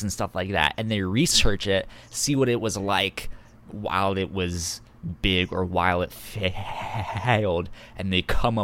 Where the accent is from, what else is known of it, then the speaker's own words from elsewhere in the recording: East Coast, United States; I'm adopted. I was born on the East Coast.